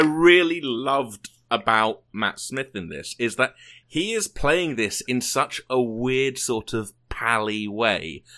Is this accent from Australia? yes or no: no; United Kingdom; moved away; I am British